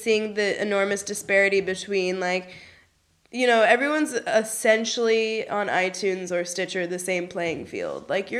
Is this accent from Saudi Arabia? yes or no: no; Berlin, Germany; English is a second language; where are you from? And I'm like, Berlin. A, they'd tell me my English is really good.